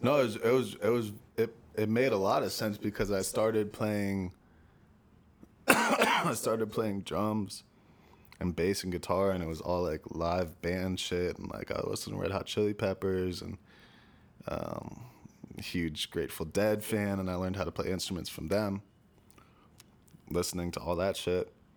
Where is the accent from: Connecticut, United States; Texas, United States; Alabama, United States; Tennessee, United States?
Connecticut, United States; Stamford; also born or lived in New Canaan, Connecticut; I was born in Stamford, Connecticut. Lived first ten years of my life there, and then, um, we moved to New Canaan, Connecticut